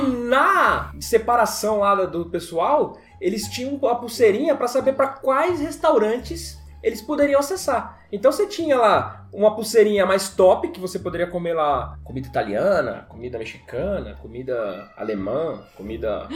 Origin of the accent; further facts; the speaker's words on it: Brazil; Nós que somos brasileiros